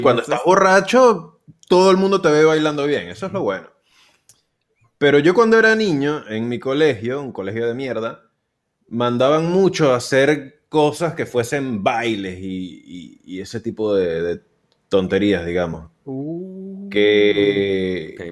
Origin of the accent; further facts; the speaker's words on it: Venezuela; now in Argentina; yo soy el venezolano, entonces yo soy el caribeño